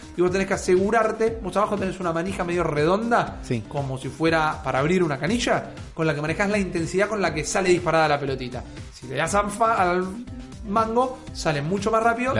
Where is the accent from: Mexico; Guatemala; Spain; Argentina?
Argentina; Yo soy un argentino